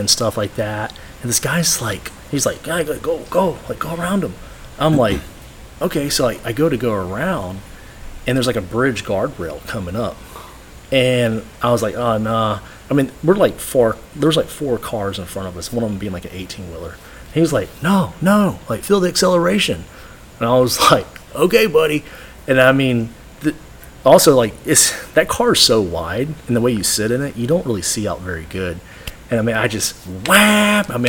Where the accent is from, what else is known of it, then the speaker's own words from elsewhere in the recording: Texas, United States; I'm from Texas